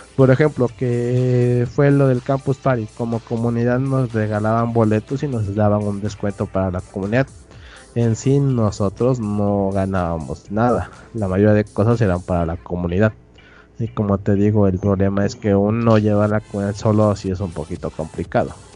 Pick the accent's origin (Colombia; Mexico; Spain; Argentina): Mexico; Oaxaca; moved away as an adult; now in Puebla, Mexico; yo soy de Oaxaca. Estuve estudiando la carrera de ingeniería de sistemas en Puebla.